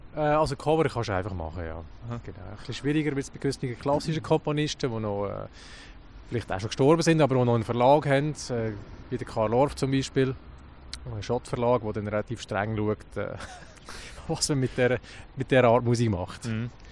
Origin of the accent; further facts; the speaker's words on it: Lucerne, Switzerland; als Luzerner